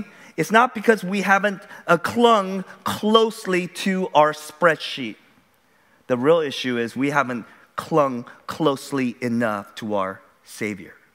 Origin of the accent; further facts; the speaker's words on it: United States; we as American consumers